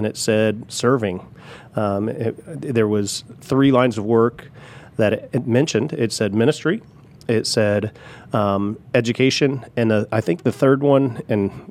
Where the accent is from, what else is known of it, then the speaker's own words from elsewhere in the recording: Richmond, Indiana, United States; I grew up in Richmond, Indiana, exit 149A, if you know Tom Raper RV